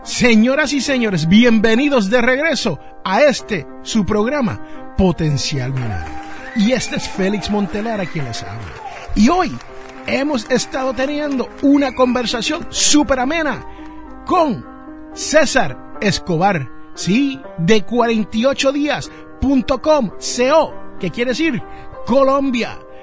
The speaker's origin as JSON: {"language": "Spanish", "town": "Jersey City", "region": "New Jersey", "country": "United States", "tie": "born or raised there", "said": "como dicen allá en mi barrio donde yo me crié en Jersey City, New Jersey"}